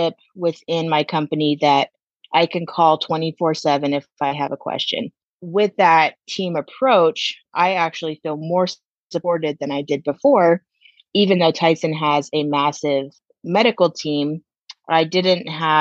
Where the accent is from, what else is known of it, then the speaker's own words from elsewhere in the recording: California, United States; moved away as an adult; now in Arizona, United States; I grew up in California